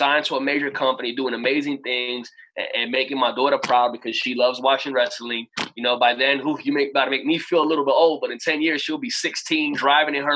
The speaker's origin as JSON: {"language": "English", "town": "New York City", "region": "New York", "country": "United States", "tie": "born or raised there", "said": "when I was growing up in Brooklyn, New York"}